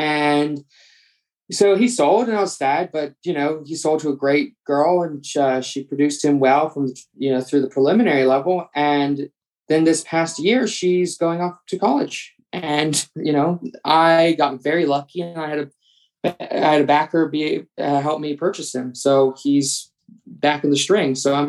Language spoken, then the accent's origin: English; East Coast, United States; But what is vaguely unique about me is the fact that I am from the East Coast